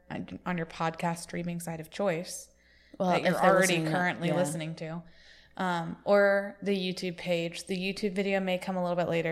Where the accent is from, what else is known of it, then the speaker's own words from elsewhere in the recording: New Jersey, United States; I'm from Jersey.